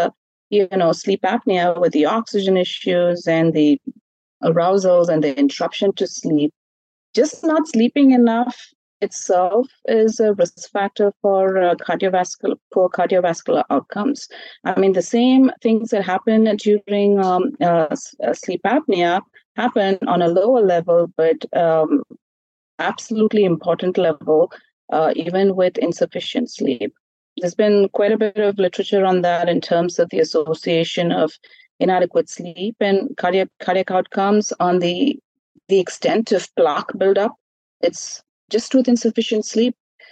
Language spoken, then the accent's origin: English; India; I grew up in India as well